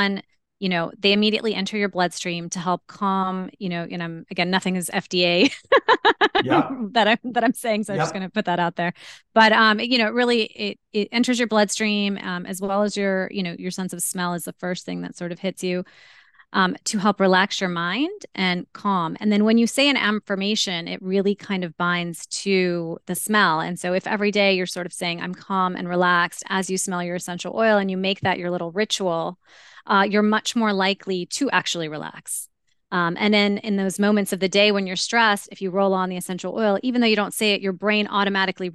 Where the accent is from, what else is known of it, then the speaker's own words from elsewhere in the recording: India; I'm Indian and related to at least 30 plus MDs.